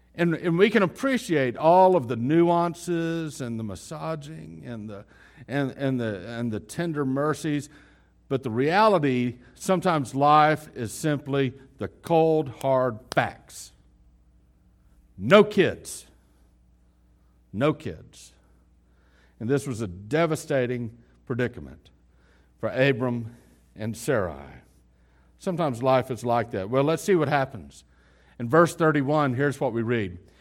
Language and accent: English; West Texas, United States; We're from West Texas.